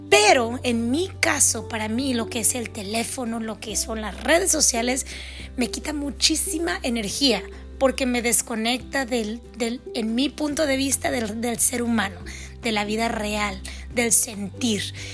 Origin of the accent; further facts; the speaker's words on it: Mexico; also born or lived in California, United States; Mis padres son mexicanos, nacidos en México. Mi hermana y yo nacimos en los Estados Unidos